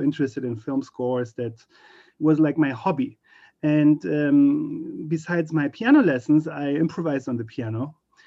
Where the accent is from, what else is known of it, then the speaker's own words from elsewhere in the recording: Berlin, Germany; moved away as an adult; now in United States; I grew up in Berlin, Germany